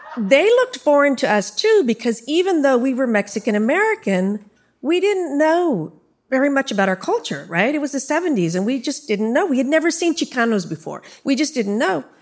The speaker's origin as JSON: {"language": "English", "town": "San Jose", "region": "California", "country": "United States", "tie": "born or raised there", "also_born_or_lived": "Orlando, Florida"}